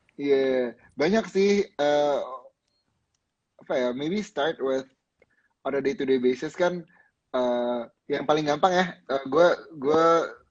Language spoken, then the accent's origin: Indonesian; Jakarta, Indonesia; gua, eh, lahir dan besar di Jakarta